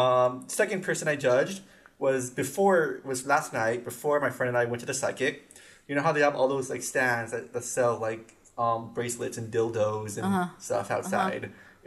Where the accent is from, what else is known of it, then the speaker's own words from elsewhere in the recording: West Covina, California, United States; I'm from L.A.